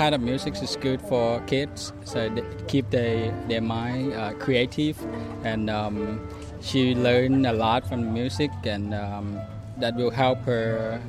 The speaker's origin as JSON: {"language": "English", "country": "Thailand", "moved": "yes", "lives_now": "Monterey Park, United States", "said": "I'm from Thailand, originally."}